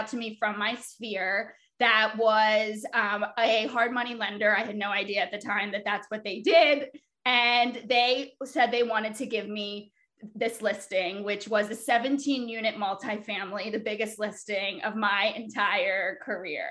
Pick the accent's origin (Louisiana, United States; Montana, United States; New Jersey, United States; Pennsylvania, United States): New Jersey, United States; I'm from South Jersey, so I cover the county I grew up in.